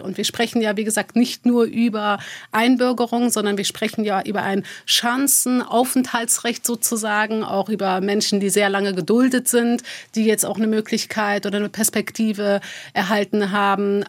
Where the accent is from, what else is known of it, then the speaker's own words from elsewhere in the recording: Neuss, North Rhine-Westphalia, Germany; also born or lived in Dormagen; Also ich bin in Dormagen geboren, in Neuss groß geworden